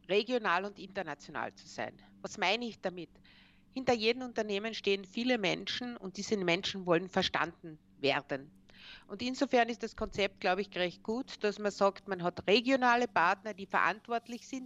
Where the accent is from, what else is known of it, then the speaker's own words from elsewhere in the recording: Austria; wo wir ja als Österreicher, das vergessen wir sehr oft, ganz, ganz stark aus dem CI e und deren Entwicklung profitiert haben.